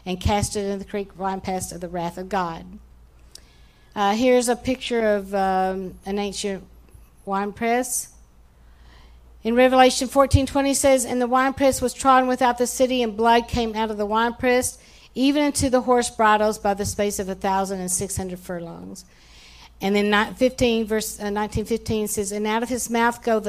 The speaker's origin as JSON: {"language": "English", "town": "Odessa", "region": "Texas", "country": "United States", "tie": "born or raised there", "said": "we grew up in Odessa, Texas, Stan"}